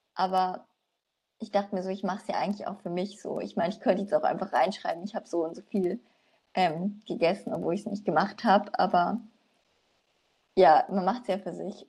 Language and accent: German; Nuremberg, Bavaria, Germany; ich komme aus Nürnberg